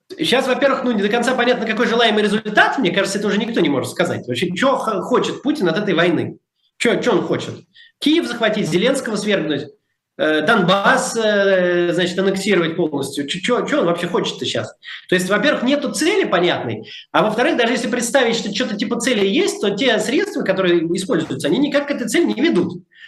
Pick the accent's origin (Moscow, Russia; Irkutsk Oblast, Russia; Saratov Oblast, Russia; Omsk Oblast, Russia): Moscow, Russia; moved away; я всегда говорю, что я из Москвы